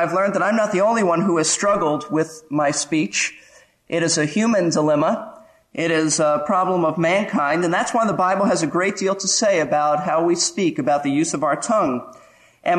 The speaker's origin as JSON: {"language": "English", "town": "New York City", "region": "New York", "country": "United States", "tie": "born or raised there", "also_born_or_lived": "Florida", "moved": "yes", "said": "I grew up in Brooklyn, New York"}